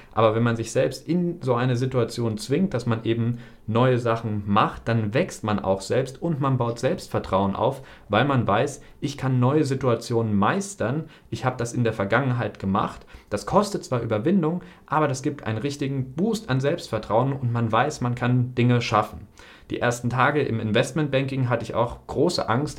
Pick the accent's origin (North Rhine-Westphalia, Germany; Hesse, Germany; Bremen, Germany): Hesse, Germany; near Frankfurt; moved away as an adult; also born or lived in Northern Germany / China; now in Cyprus; Ich komme ja aus der Nähe von Frankfurt, habe dann in Norddeutschland studiert, dann habe ich in China ein Auslandssemester gemacht, jetzt wohne ich in Zypern